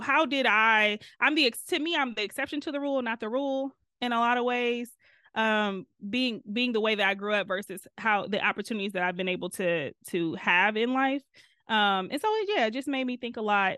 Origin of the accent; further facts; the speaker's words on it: Detroit, Michigan, United States; accent: Detroit; moved away as an adult; now in Chicago, United States; grew up on the east side of Detroit